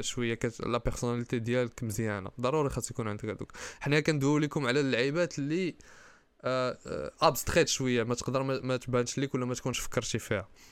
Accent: Kenitra, Rabat-Salé-Kénitra, Morocco

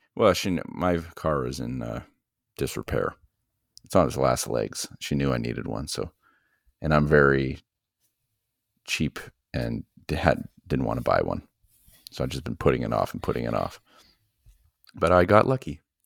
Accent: Ottawa, Ontario, Canada; I was born in Ottawa

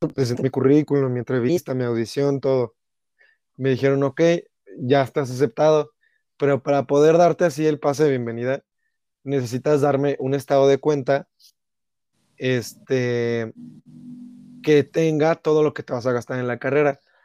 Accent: Mexico; como mexicano

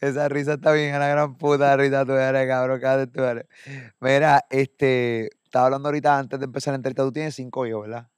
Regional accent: Puerto Rico; de Puerto Rico

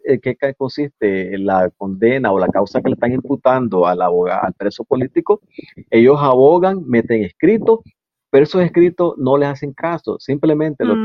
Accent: Nicaragua; bandera que nos diferencia como nicaragüense

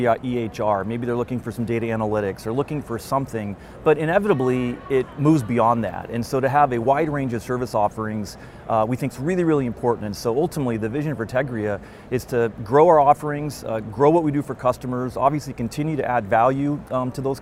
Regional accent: Pacific Northwest, United States; I'm from the Pacific Northwest

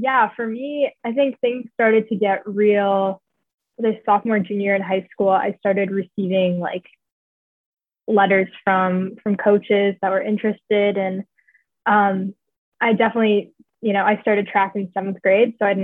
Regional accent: Lansing, New York, United States; I grew up just north of Ithaca in Lansing, New York. So I'm a local.

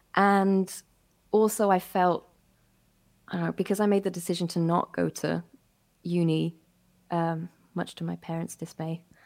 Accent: Berlin, Germany; moved away as an adult; also born or lived in West Midlands; now in United Kingdom; I grew up in Berlin. Um, well, mostly in Berlin, a little bit of time in the West Midlands

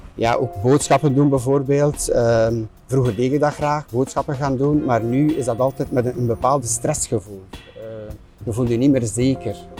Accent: Flemish Ardennes, Flanders, Belgium; moved away; also born or lived in Oudenaarde; Ik ben geboren in Oudenaarde en eigenlijk ben ik opgegroeid in de Vlaamse Ardennen.

